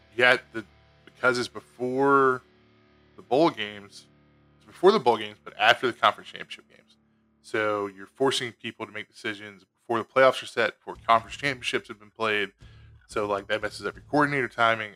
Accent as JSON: {"language": "English", "region": "Louisiana", "country": "United States", "said": "I'm from Louisiana"}